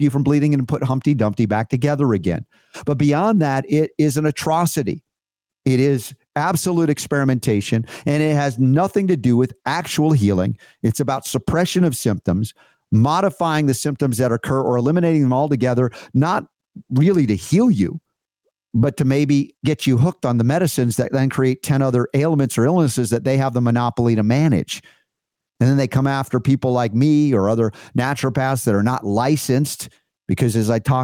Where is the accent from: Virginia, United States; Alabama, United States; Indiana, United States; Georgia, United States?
Georgia, United States; also born or lived in the North (US); I grew up in Georgia